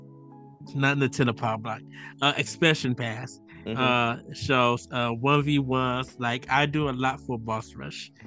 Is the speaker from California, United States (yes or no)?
no; North Chicago, Illinois, United States; I am from North Chicago, Illinois